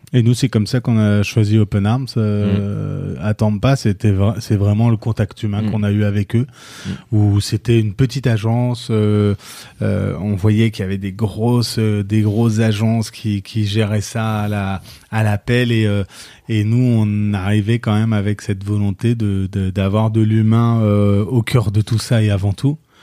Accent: France; on est aux États-Unis et que nous on est français

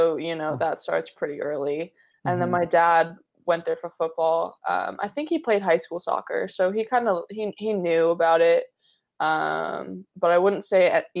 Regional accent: Orange County, California, United States; growing up in Orange County

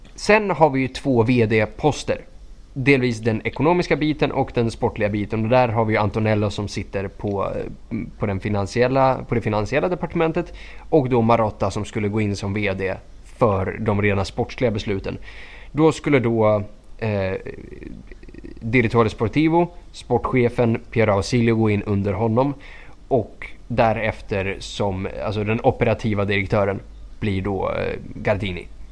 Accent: Skogås, Stockholm County, Sweden; jag är från Skogås

